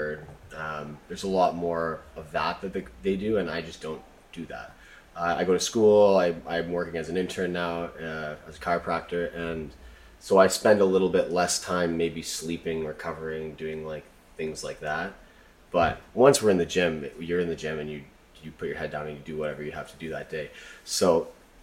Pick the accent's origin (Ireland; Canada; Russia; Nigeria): Canada; Alberta; moved away as an adult; also born or lived in Montreal; I grew up in Alberta, and I moved out east for school.